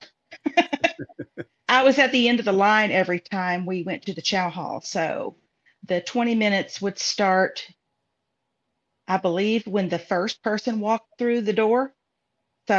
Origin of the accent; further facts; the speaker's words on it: Harrodsburg, Kentucky, United States; moved away as an adult; I grew up here in Harrodsburg, Kentucky